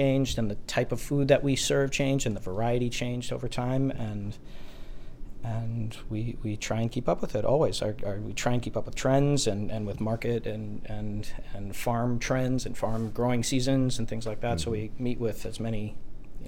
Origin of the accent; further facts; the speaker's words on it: New Jersey, United States; moved away; I'm originally from New Jersey